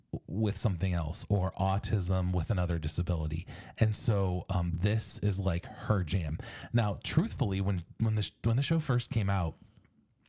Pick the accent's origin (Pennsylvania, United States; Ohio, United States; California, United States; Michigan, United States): Ohio, United States; I was born in Ohio.